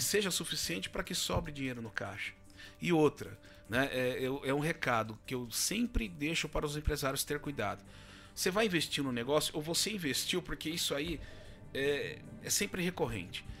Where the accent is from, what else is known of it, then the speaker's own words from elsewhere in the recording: Ilhabela, São Paulo, Brazil; moved away as an adult; also born or lived in São José dos Campos; now in Botucatu, Brazil; eu sou natural de Ilhabela, litoral norte de São Paulo